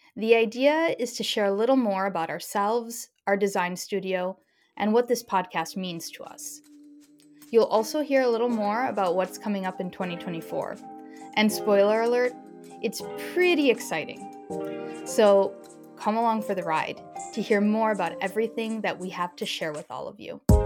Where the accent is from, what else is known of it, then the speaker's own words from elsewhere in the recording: Midwest, United States; I had a pretty typical and standard Midwestern upbringing.